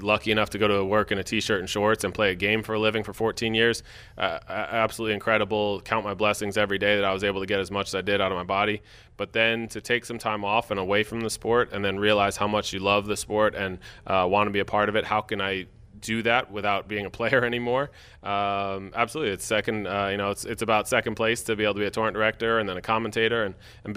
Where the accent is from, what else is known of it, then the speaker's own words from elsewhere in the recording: United States; as an American male